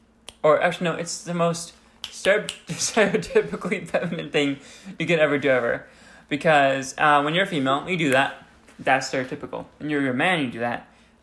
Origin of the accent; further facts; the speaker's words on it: Arizona, United States; And we're from Arizona, where it's like constantly sunny and constantly the heat is draining energy from everyone.